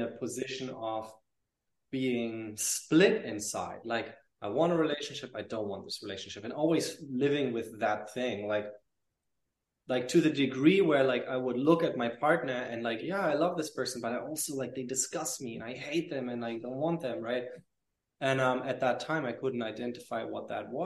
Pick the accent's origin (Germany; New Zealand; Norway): Germany; moved away as an adult; also born or lived in Paris / London; I lived in Paris and in London after I moved away from Germany with, I think, like 19 or 20, no, 19